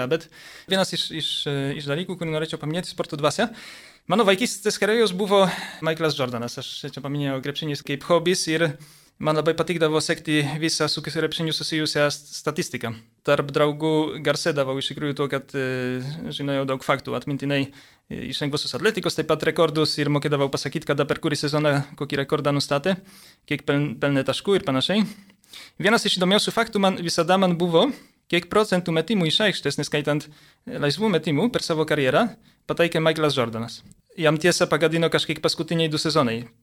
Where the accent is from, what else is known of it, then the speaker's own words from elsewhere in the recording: Poland; moved away as an adult; now in Lithuania; aš užaugau Lenkijoje, 18 metų persikėliau į Lietuvą.